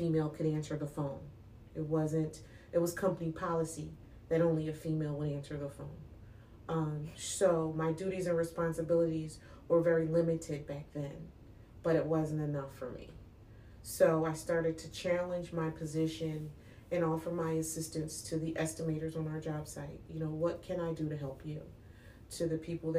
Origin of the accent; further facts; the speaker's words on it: New York, United States; I grew up in New York